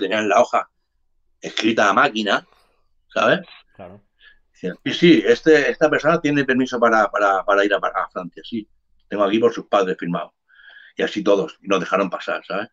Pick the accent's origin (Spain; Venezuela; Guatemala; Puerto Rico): Spain; Barcelona, Catalonia; also born or lived in Cádiz / Jerez de la Frontera; yo soy nacido en Cádiz. Yo me vine aquí con un mes a Barcelona, que mi madre me trajo